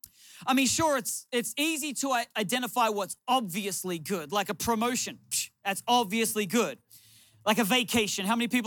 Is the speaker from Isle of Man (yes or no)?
no; Newcastle, New South Wales, Australia; Now I in my hometown of Newcastle, Australia, I didn't even know where Oakland was, let alone the Raiders.